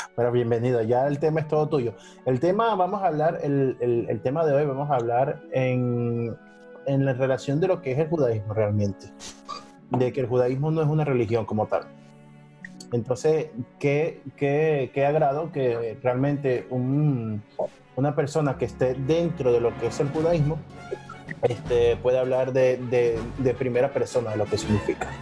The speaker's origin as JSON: {"language": "Spanish", "country": "Venezuela", "moved": "yes", "lives_now": "Spain", "said": "yo soy venezolano, pero vivo en España"}